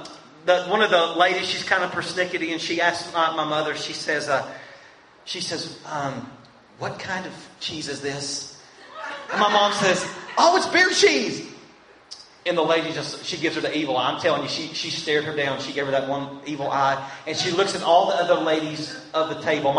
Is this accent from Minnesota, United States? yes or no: no; Winchester, Kentucky, United States; also born or lived in Colorado; I'm from Winchester here in Kentucky